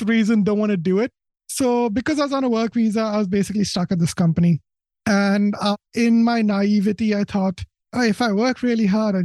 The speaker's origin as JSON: {"language": "English", "country": "India", "tie": "born or raised there", "moved": "yes", "lives_now": "United Kingdom", "said": "I was born in India, so I was an Indian citizen, which meant I was here in the UK on a work visa."}